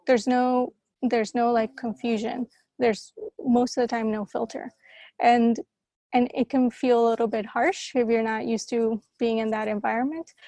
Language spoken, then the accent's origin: English; Colombia; also born or lived in Costa Rica / San Francisco, United States; now in Amsterdam, Netherlands; I grew up in Colombia in the middle of like the Pablo Escobar time